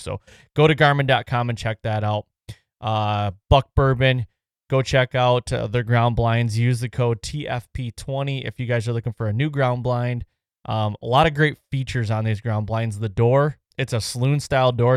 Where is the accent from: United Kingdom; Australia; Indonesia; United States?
United States; Michigan; we come from Michigan